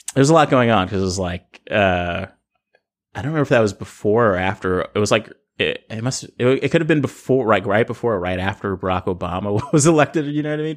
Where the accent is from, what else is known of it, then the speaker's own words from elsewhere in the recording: Los Angeles, California, United States; I grew up in South Central L